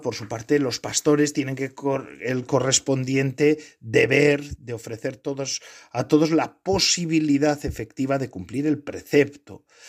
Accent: Spain; born or raised there

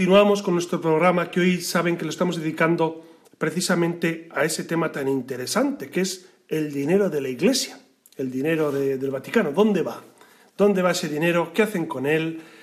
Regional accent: Castile, Spain; yo soy castellano

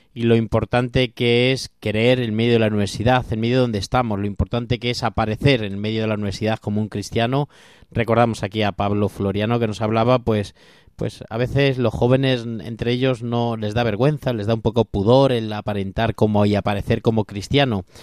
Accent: Castilla-La Mancha, Spain; soy un poco manchego

